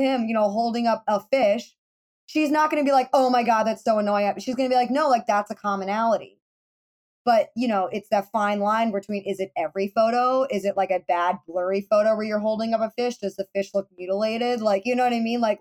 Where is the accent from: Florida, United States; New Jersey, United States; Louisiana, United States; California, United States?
Florida, United States; I'm from Florida